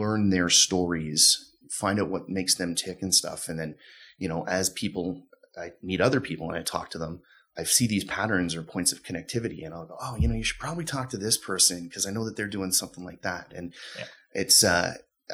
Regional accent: Ottawa, Ontario, Canada; also born or lived in Toronto; now in Calgary, Canada; Growing up in Ottawa, I had spent a lot of summers working at a company that my dad had led

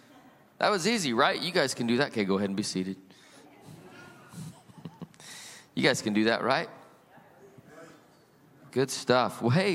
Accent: Salt Lake City, Utah, United States; now in California, United States; You know, I was born and raised in Salt Lake City, Utah. I am not originally from California.

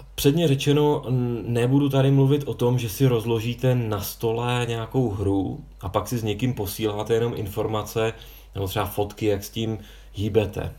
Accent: Prague, Czechia; já jsem z Prahy

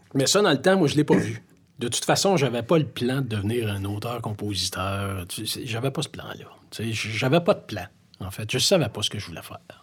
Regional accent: Montreal, Quebec, Canada; Oui, j'ai grandi à Montréal. J'ai passé ma vie à Montréal

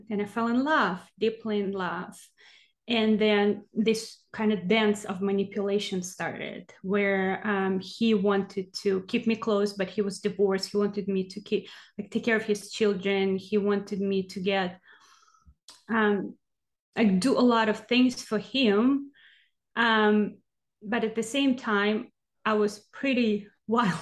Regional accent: Siberia, Russia; English is a second language; also born or lived in Texas, United States; now in Oregon, United States; So I am from Russia, from Siberia, from small village, actually. Well, I was born in a city, but then we lived in a small village, and I lived with my grandma

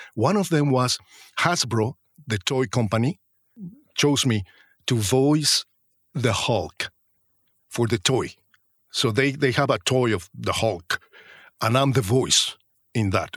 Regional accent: Mexico; moved away as an adult; also born or lived in Mexico City, Mexico; now in London, United Kingdom; I was the guy from Mexico

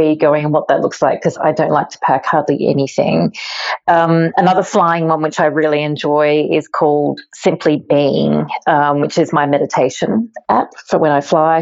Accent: rural Victoria, Australia; also born or lived in Melbourne; I'm Australian. I grew up in rural countryside of Victoria.

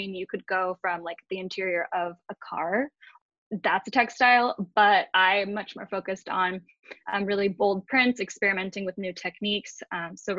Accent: San Diego, California, United States; I'm born and raised in San Diego

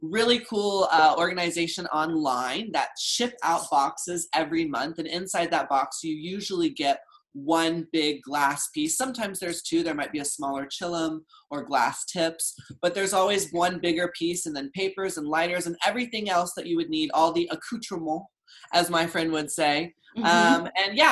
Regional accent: Dallas, Texas, United States; now in Encino, United States; I grew up in Dallas

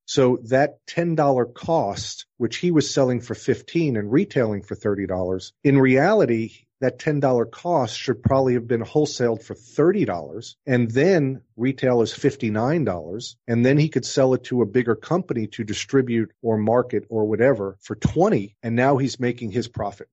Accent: New York, United States; moved away; also born or lived in New Orleans; the kid growing up in New York

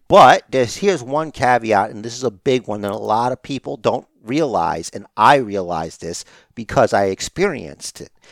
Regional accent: United States; I'm an American

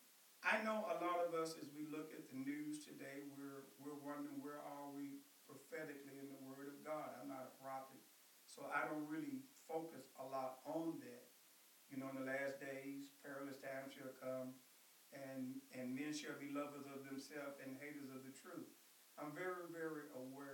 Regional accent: Blytheville, Arkansas, United States; I was raised in Blytheville, Arkansas

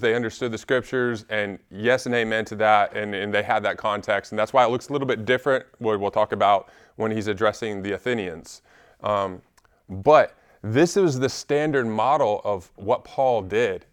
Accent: Alabama, United States; also born or lived in Washington State; we moved to Alabama from Washington State when I was nine

